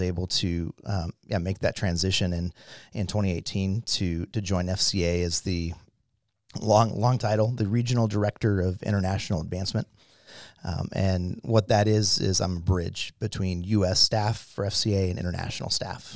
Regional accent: Irvine, California, United States; I grew up in Southern California in the, um, yeah, city of Irvine.

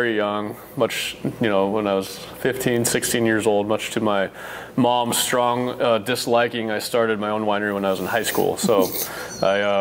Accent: Walla Walla, Washington, United States; I grew up in Walla Walla, a great place to grow up

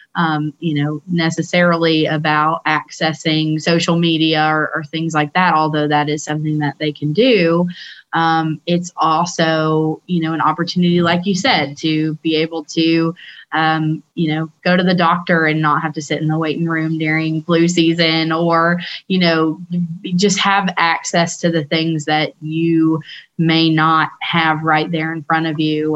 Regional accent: Tennessee, United States; moved away as an adult; also born or lived in Washington, D.C.; it's great to be home and and back in Tennessee

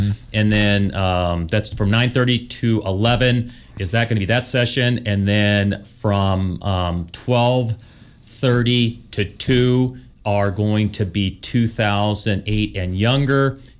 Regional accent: Helena, Montana, United States; now in San Diego, United States; I'm a golfer, and now I'm a San Diego golfer. I don't like the cold weather. I grew up in Helena when golf was a spring sport in high school

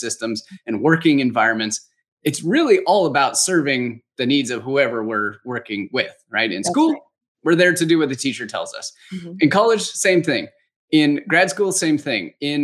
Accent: Los Angeles, California, United States; now in Phoenix, United States; I was born and raised in Los Angeles, California.

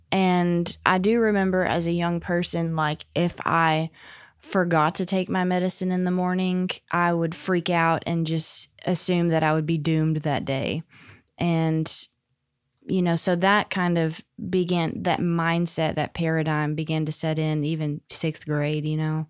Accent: Jonesboro, Arkansas, United States; also born or lived in Little Rock; I was born in Little Rock, but at three years old, we moved to Jonesboro, and I was there until I was sixteen. So Jonesboro's where I grew up

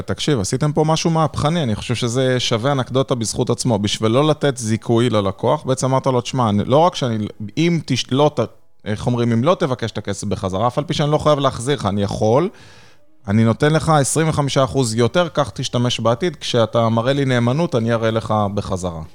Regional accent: Israel; moved away; אני בתור ישראלי טיפוסי

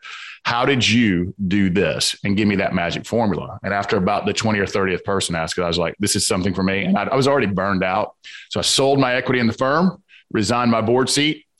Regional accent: Atlanta, Georgia, United States; accent: Southern; I grew up in the South Side of Atlanta on a lot of violence and abuse.

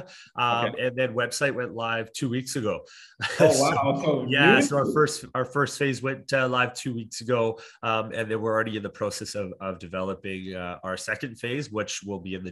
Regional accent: Alberta, Canada; moved away as an adult; also born or lived in Ontario; now in Okanagan, Canada; I'm originally from Ontario and grew up in Alberta and then moved to the Okanagan

